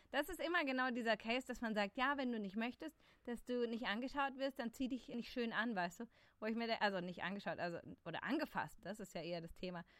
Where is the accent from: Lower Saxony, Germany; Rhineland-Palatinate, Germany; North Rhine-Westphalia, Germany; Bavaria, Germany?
Bavaria, Germany; Munich; ich bin Münchnerin.